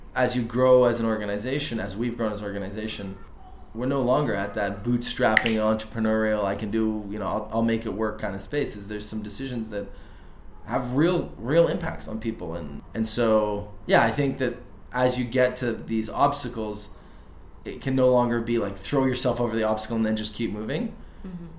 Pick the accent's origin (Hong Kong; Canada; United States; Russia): Canada; I'm, I'm a Canadian. I have a deep network in Vancouver.